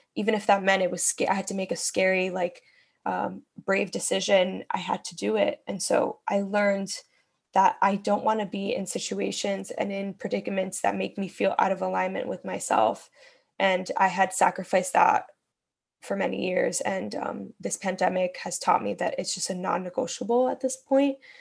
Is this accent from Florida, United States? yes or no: yes; Miami, Florida, United States; moved away as an adult; also born or lived in Bronx, New York / Brooklyn, New York; I was born in the Bronx, grew up in Miami, moved back to New York to live full time